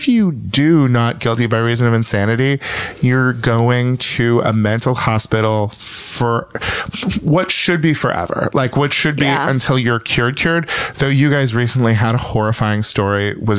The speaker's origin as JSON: {"language": "English", "region": "California", "country": "United States", "also_born_or_lived": "Minnesota", "said": "I'm from California"}